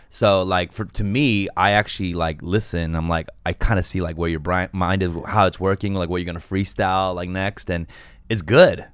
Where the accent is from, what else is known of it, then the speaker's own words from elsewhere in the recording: Los Angeles, California, United States; I'm from Koreatown